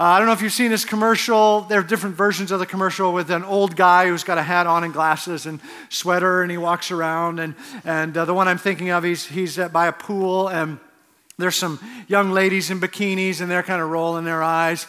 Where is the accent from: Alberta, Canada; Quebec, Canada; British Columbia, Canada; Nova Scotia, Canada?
Alberta, Canada; Edmonton; also born or lived in Cincinnati; now in Arizona, United States; I'm from Edmonton